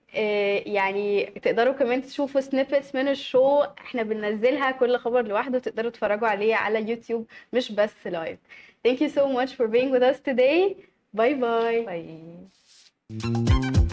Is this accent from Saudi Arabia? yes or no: no; Egypt; احنا كمصريين